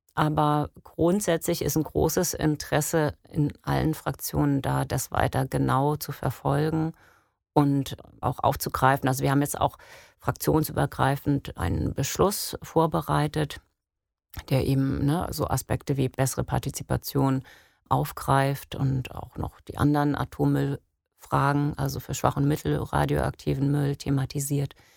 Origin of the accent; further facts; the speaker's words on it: Geesthacht, Schleswig-Holstein, Germany; ich bin in Geesthacht aufgewachsen